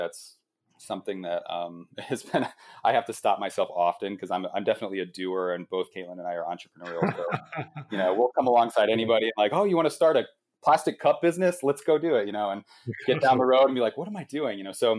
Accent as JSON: {"language": "English", "region": "Midwest", "country": "United States", "said": "you know, we came from the Midwest where it's like you're part of like a small group at church on Wednesday night."}